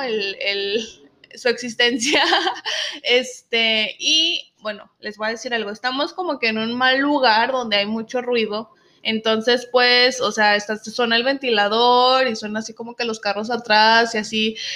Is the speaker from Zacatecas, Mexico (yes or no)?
yes; Zacatecas, Mexico; now in United States; somos de Zacatecas